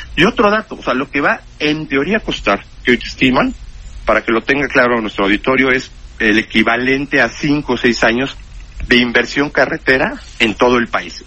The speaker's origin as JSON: {"language": "Spanish", "country": "Mexico", "said": "somos los mexicanos"}